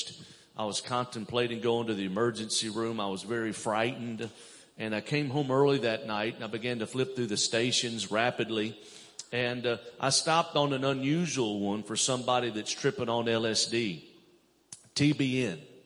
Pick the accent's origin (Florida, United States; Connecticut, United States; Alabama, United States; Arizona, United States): Alabama, United States; Mobile; I'm originally from Mobile, Alabama, down south